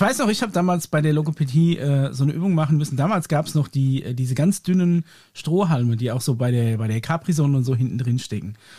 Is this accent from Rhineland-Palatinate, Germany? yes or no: no; Aschaffenburg, Bavaria, Germany; Bei uns in Aschaffenburg